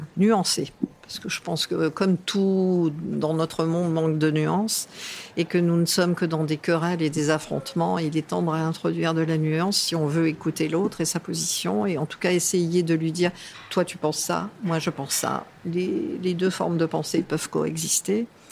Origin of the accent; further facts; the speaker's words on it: Cannes, Provence-Alpes-Côte d'Azur, France; moved away; Je suis toujours dans le midi, puisque je suis canoise d'origine